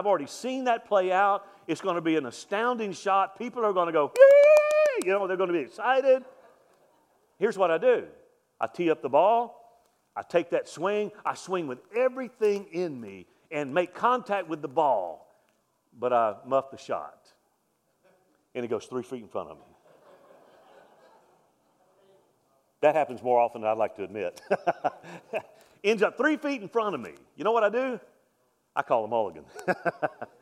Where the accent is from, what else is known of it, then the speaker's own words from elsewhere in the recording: Mobile, Alabama, United States; I'm from Mobile, Alabama